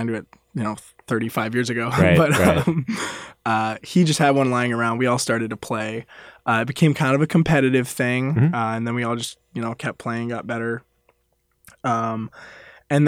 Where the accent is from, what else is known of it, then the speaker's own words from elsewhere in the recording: Lenexa, Kansas, United States; I'm from Lenexa, Kansas